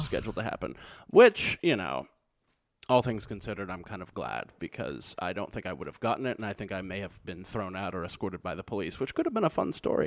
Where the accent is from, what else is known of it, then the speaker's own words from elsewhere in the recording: Missouri, United States; being from Missouri